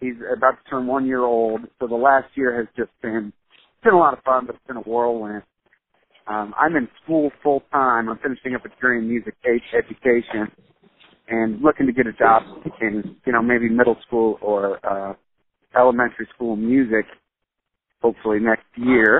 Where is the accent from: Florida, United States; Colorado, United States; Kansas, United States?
Kansas, United States; Olathe; I was raised in Olathe, Kansas. I'm a product of the Olathe School District.